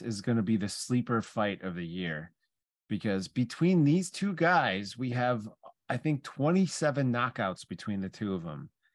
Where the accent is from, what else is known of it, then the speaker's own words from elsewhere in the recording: Chicago, Illinois, United States; we're from Chicago